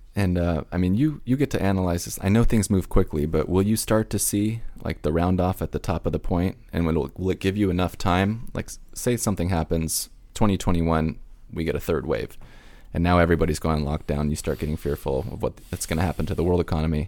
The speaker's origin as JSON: {"language": "English", "town": "Huntington Beach", "region": "California", "country": "United States", "tie": "born or raised there"}